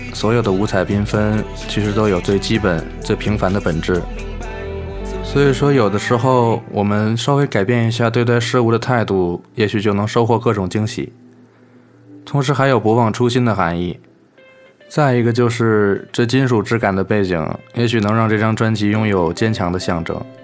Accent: China; 我们中国人

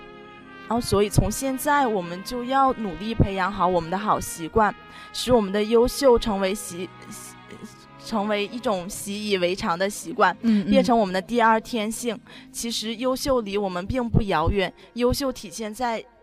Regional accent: Shandong, China; 我不是安徽人，我是山东人啊。

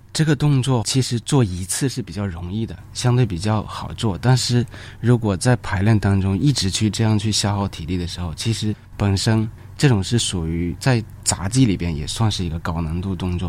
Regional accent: northern China, China; 我也是一个北方人

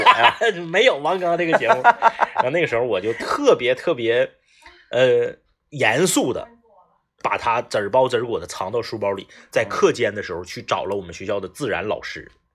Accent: Liaoning, China; 我们老家，辽宁老家的农村

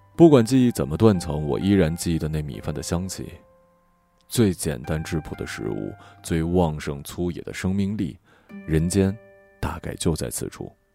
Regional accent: near Mount Putuo, Zhejiang, China; 我就出生在普陀山的边上。但在我们那里，拜佛不叫拜佛，而是念作拜菩萨

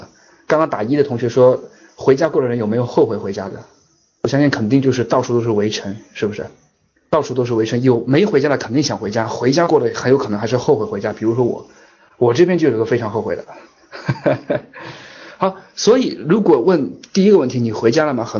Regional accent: China; moved away as an adult; now in Shanghai, China; 我老家就在上海周边

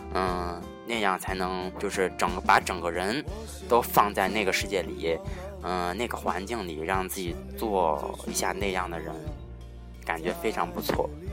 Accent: northern China, China; 咱们都是北方人嘛

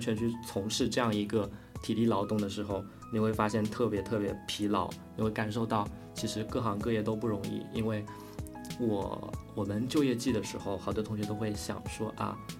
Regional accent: rural Zhejiang, China; 我们同样来自于 ，呃，浙江的农村的孩子

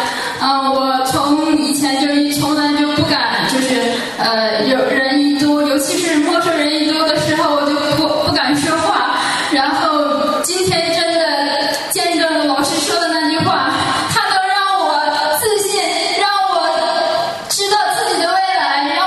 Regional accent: Changchun, Jilin, China; 我呃来自呃向航老师的团队，呃我来自长春。

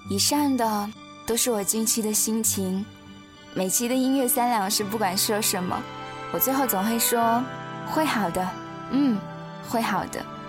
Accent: Wenzhou, Zhejiang, China; moved away as an adult; now in Urumqi, China; 我从浙江温州背井离乡来到了新疆乌鲁木齐

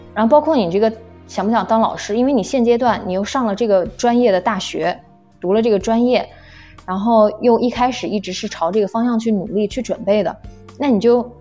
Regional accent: Nanjing, Jiangsu, China; 我的家乡是南京

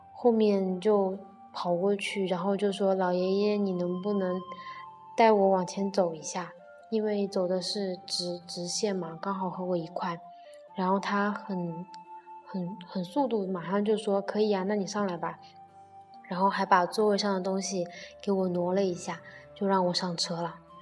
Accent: Nanchang, Jiangxi, China; 他又问我是哪里的人，然后我说我是南昌的

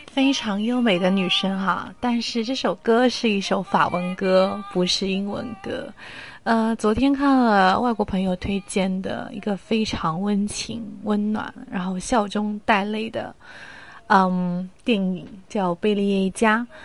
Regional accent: Ningbo, Zhejiang, China; 我的家乡是宁波

